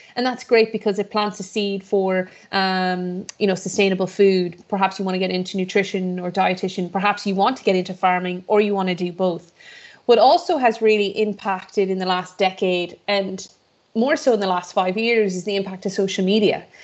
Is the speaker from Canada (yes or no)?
no; Shrule, Connacht, Ireland; also born or lived in Boston, Massachusetts, United States; I was born in Boston, Massachusetts, on the east coast of America. And then, uh, I was born to Irish parents who always, uh, pictured and wanted their children to grow up in, uh, rural Ireland like they did. Um, and for me, when I was seven, my parents, uh, shipped us and moved us, uh, home. uh, to a small little village called Shrewl, which is on the border between Mayo and Galway